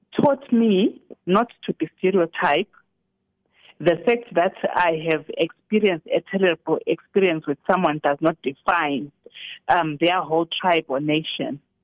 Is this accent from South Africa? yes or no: yes; South Africa